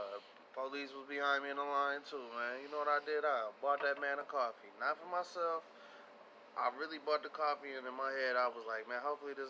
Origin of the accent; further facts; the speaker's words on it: Pontiac, Michigan, United States; That'd be like me being from where I'm from Pontiac